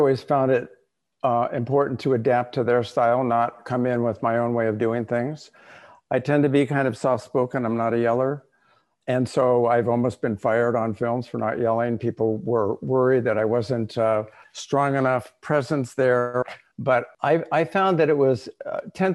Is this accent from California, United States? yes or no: yes; Los Angeles, California, United States; I grew up in Los Angeles